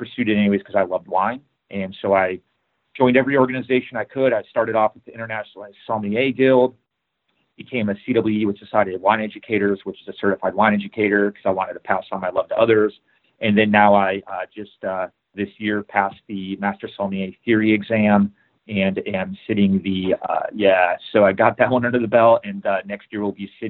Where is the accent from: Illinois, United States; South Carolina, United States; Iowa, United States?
Illinois, United States; Chicago; I grew up in Chicago